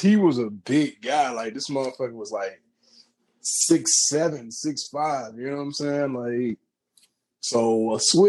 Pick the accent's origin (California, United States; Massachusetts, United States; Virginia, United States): Virginia, United States; Virginia Beach; I'm from Virginia Beach, man. FYI, right around the corner from Princess Anne High School